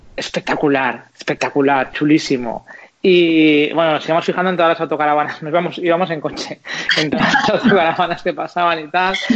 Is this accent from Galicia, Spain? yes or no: no; Zaragoza, Aragon, Spain; yo soy de Zaragoza